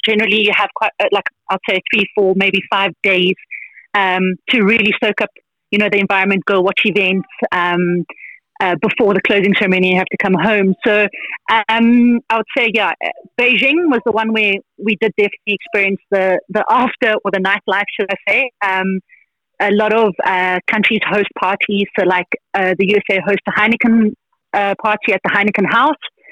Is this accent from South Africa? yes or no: yes; South Africa; we're South African